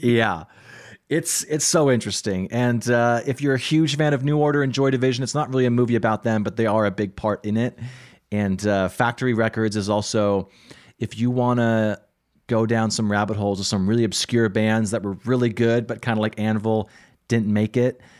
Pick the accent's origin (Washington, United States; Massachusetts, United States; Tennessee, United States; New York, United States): Washington, United States; Spokane; also born or lived in Seattle, Washington; I grew up in Spokane, Washington